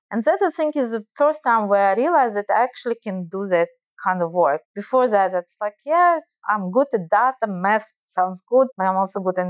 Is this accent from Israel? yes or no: yes; Israel; accent: Russian; English is a second language; also born or lived in Belarus; So you guys, probably you hear my Russian accent. So I probably will tell that I actually Russian, but I'm not Russian. And as I mentioned, I lived many years in Israel. My parents immigrated to Israel when I was a child from Belarus due to Chernobyl disaster.